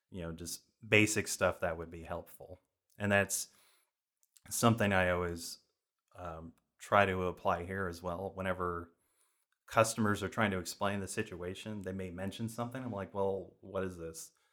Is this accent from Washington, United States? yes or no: no; San Jose, California, United States; moved away as an adult; also born or lived in Ronan, Montana; now in Texas, United States; spent most of my life in San Jose, so I grew up in Silicon Valley around tech